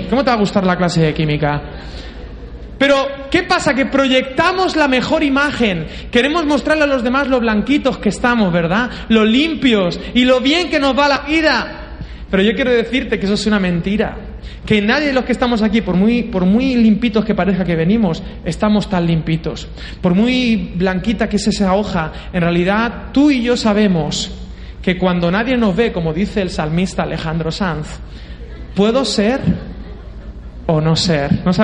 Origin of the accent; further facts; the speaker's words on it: Peru; Yo vengo de Perú y he comido todo.